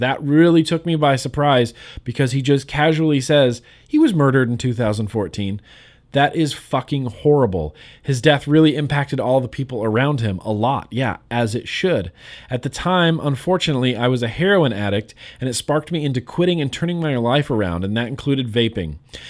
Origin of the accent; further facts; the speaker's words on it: Kuwait; English is a second language; I'm a 28-year-old guy. I'm from Kuwait. It is a small country in the Middle East.